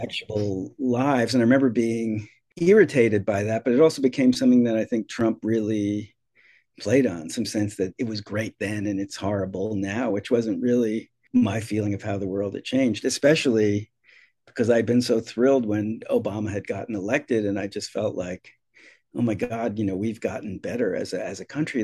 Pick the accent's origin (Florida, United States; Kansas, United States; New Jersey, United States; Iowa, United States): New Jersey, United States; moved away as an adult; now in Massachusetts, United States; when I grew up in New Jersey, I grew up in a very working class suburb.